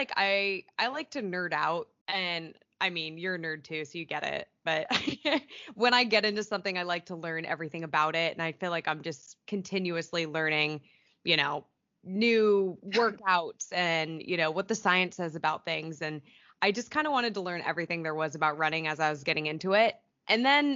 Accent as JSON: {"language": "English", "town": "Chico", "region": "California", "country": "United States", "moved": "yes", "lives_now": "Long Beach, United States", "said": "I am from Northern California originally, Chico"}